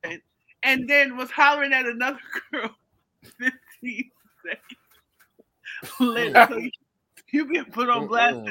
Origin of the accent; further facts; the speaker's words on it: New York City, New York, United States; I'm from Brooklyn